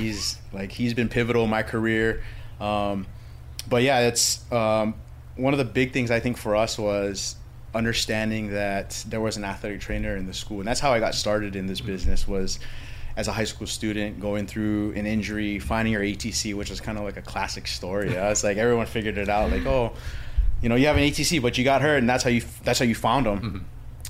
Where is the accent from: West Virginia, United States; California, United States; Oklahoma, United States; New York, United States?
California, United States; born there; also born or lived in Hawaii; So I was actually born in California, a military kid, and I went to Radford military school